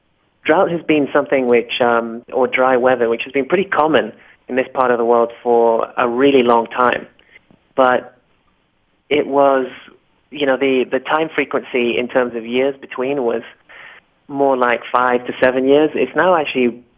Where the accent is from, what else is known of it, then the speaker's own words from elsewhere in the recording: Kenya; also born or lived in Oxford / Tanzania; I was born in Kenya